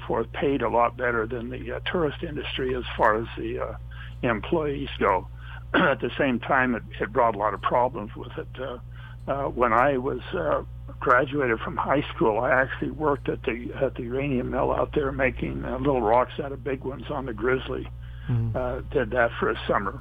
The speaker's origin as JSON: {"language": "English", "town": "Moab", "region": "Utah", "country": "United States", "tie": "born or raised there", "said": "one of my best friends was a fellow named Gary Zaransky, and I were raised there in Moab together"}